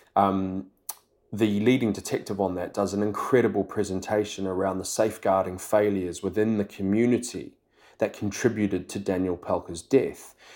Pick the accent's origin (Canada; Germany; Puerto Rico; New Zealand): New Zealand; I'm from New Zealand